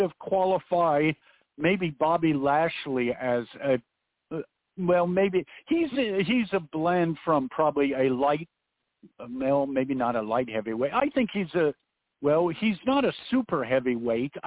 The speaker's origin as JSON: {"language": "English", "area": "the Northwest", "region": "Pacific Northwest", "country": "United States", "tie": "born or raised there", "said": "when I was a kid growing up in the Northwest"}